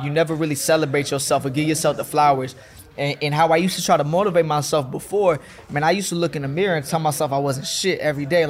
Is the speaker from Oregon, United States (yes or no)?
no; Fayetteville, North Carolina, United States; moved away as an adult; now in Atlanta, United States; Growing up in Fayetteville, North Carolina